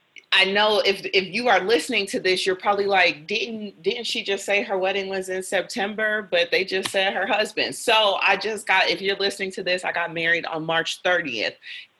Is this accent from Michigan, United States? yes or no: no; Cleveland, Ohio, United States; moved away; I'm originally from Cleveland